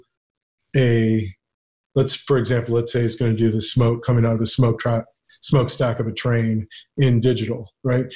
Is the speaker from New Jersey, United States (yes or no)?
no; Ventura County, California, United States; moved away as an adult; also born or lived in New York; growing up in Ventura County, rural Ventura County